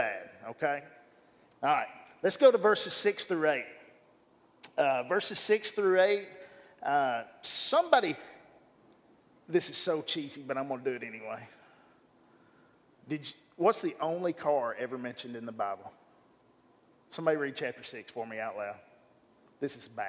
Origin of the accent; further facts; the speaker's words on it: Bryant, Arkansas, United States; I grew up here in Bryan, Arkansas